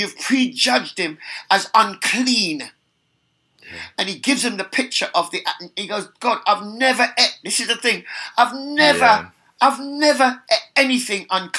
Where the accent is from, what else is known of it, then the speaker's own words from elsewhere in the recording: England, United Kingdom; born there; accent: British; I have a British accent and I was born in England